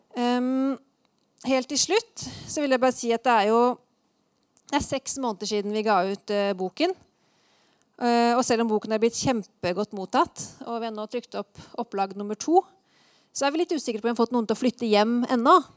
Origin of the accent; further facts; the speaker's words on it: Eastern Norway, Norway; moved away as an adult; also born or lived in Oslo; now in Trondheim, Norway; vi er begge fra Østlandet, men vi har eh, valgt å slå oss til ro her i Trondheim med familiene våre.